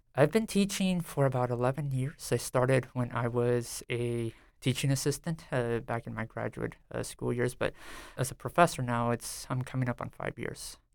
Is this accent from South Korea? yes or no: no; San Diego, California, United States; now in Stillwater, United States; I grew up in a predominantly, uh, Mexican-American, uh, community called Barrio Logan near downtown San Diego